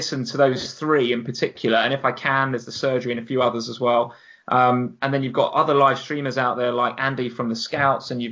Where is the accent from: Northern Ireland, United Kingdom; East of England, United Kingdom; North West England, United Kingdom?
East of England, United Kingdom; Hertfordshire; growing up in Hertfordshire